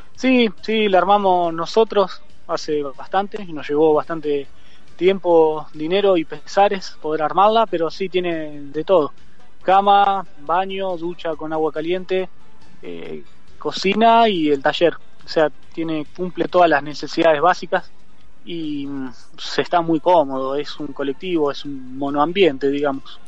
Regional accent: Argentina; moved away as an adult; yo salí de Argentina con Baco

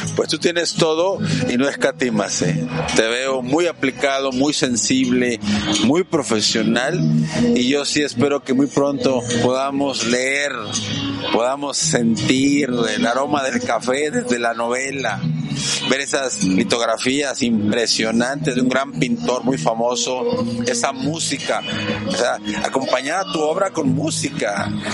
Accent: Mexico; mi bendita patria mexicana

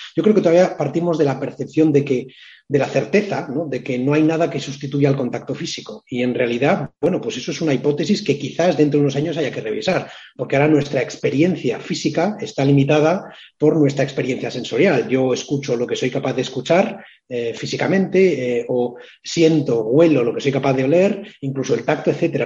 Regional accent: Biscay, Basque Country, Spain; mi tierra, en, Vizcaya

